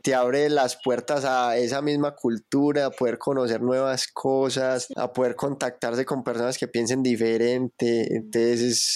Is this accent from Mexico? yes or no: no; Colombia; nosotros estamos aquí en Colombia, al lado Venezuela, al otro lado Ecuador, Perú